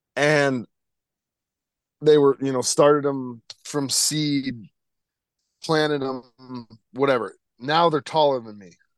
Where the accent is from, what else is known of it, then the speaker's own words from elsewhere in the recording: Connecticut, United States; growing up in Connecticut